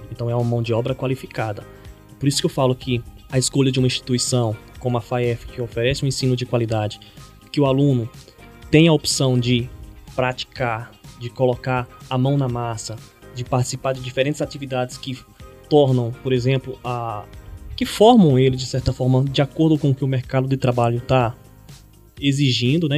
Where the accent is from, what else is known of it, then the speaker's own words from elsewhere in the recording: Pernambuco, Brazil; accent: Pernambucan; moved away as an adult; also born or lived in interior of São Paulo state; por ser de origem pernambucana, o sotaque é um pouco mais carregado